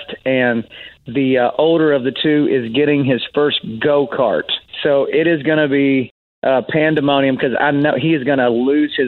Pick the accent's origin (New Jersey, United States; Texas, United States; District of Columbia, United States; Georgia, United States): Texas, United States; Amarillo; I grew up in Texas, Amarillo, Texas